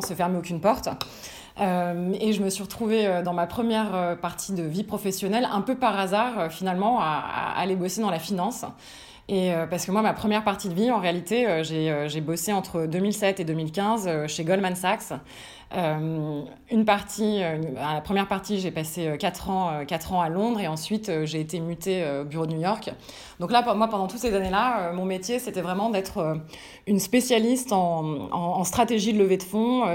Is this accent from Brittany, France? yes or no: no; Paris, Île-de-France, France; also born or lived in Lille; je suis franco-américaine mais je suis née, j'ai grandi à Paris